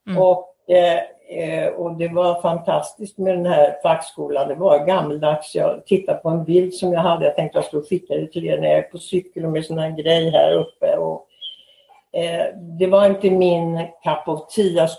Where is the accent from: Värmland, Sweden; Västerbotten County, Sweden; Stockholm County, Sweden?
Stockholm County, Sweden; Stockholm; moved away as an adult; also born or lived in Los Angeles, United States; now in United States; Jag kommer från Stockholm.